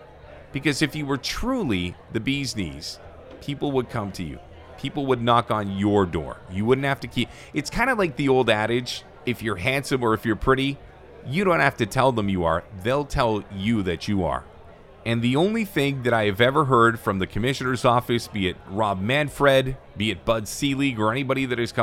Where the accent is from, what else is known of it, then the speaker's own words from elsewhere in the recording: Vancouver, British Columbia, Canada; we, as Vancouverites and as British Columbians